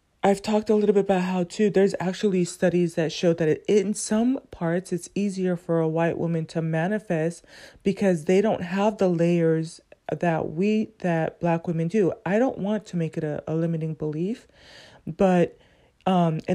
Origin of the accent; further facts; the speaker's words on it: Southern California, United States; growing up as a teen, growing up in Southern California